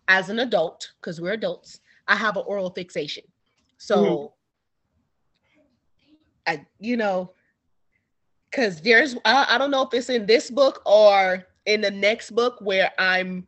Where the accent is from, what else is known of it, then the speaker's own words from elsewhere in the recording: Jamaica; I'm a Jamaican